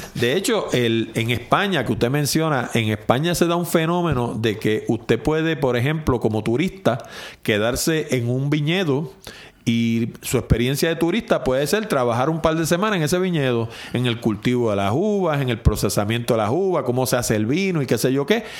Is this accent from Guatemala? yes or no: no; San Juan, Puerto Rico; yo que soy de San Juan